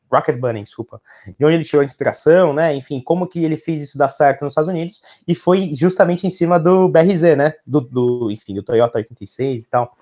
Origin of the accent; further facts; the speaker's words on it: Brazil; nós como brasileiros, nunca tivemos uma época muito forte de estabilidade econômica